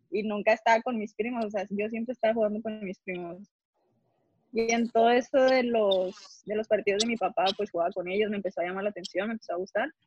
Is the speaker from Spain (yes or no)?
no; Nuevo León, Mexico; Sí, soy regia.